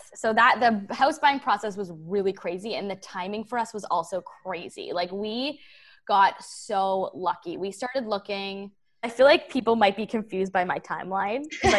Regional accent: Toronto, Ontario, Canada; like where I grew up in Toronto, a lot of people don't move, like don't leave Toronto.

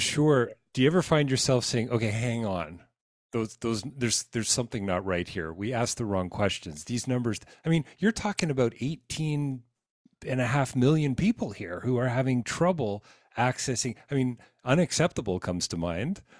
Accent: Canada; as a Canadian

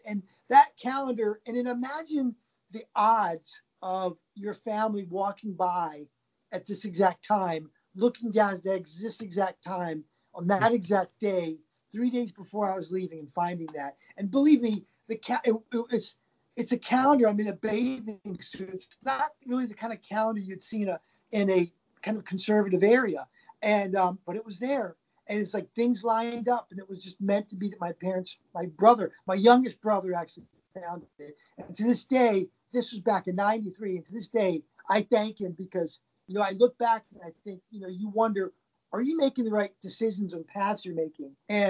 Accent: Baltimore, Maryland, United States; moved away as an adult; now in New York City, United States; I think 3 days from leaving my hometown in Baltimore to come to move to New York City.

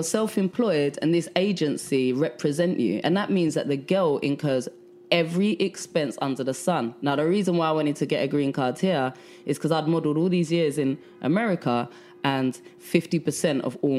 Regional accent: London, United Kingdom; moved away as an adult; now in New York, United States; I'm from London. I'm from South London.

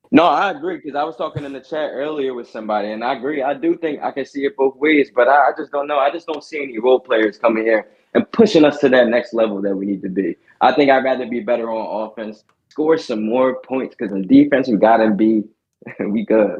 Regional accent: Philadelphia, Pennsylvania, United States; also born or lived in Lehigh; I'm from Philly

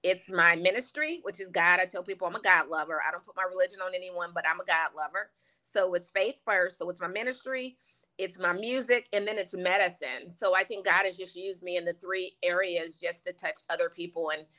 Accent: West Coast, United States; also born or lived in Louisiana; I think when I'm back home in Louisiana for a long time, you could hear it. But growing up on the West Coast, I know my mom used to always say, make sure you don't say ain't

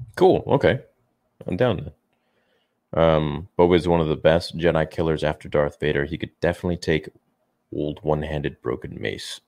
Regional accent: Canada; I'm from Canada

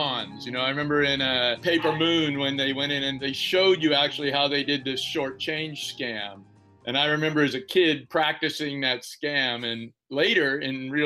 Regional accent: Central Valley, California, United States; I grew up in the Central Valley and a lot of rough guys who worked in the oil fields

